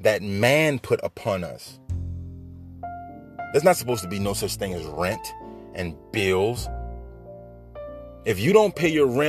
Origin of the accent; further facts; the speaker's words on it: Bridge City, Louisiana, United States; also born or lived in Baton Rouge, Louisiana / New Orleans, Louisiana; I was born right here in Louisiana. You hear me? Baton Rouge, Louisiana, to be exact. Moved to New Orleans as a child, raised in Bridge City.